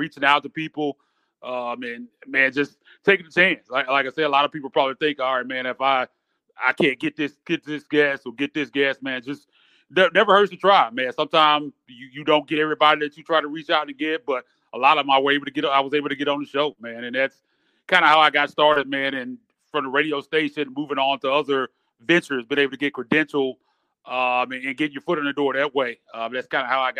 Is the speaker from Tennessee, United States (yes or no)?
yes; Memphis, Tennessee, United States; also born or lived in San Francisco; I'm from Memphis. Pretty much been here all my life. I was born in San Francisco, but I've been here ever since I was like 3 years old. So basically, Memphian, true and true